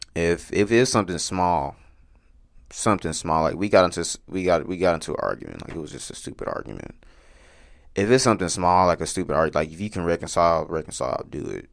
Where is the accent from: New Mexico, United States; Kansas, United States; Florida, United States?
Kansas, United States; Wichita; also born or lived in Dallas, Texas; I'm from Wichita. Um, I lived here most of my life. Um, I was born here